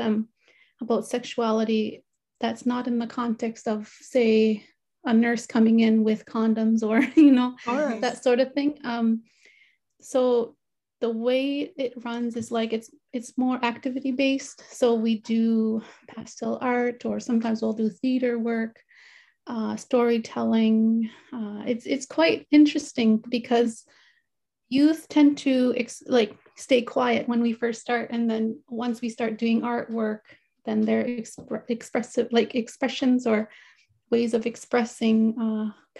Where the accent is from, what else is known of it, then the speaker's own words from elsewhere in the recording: Pangnirtung, Nunavut, Canada; I grew up in Pugnaqtu, which is about 50 minutes plane ride from Iqaluit